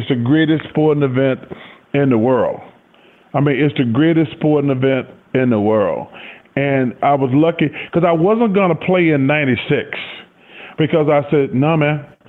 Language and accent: English; Leeds, Alabama, United States; And growing up in Leeds, it's only like 2 hours from Atlanta. So everybody got a chance to come.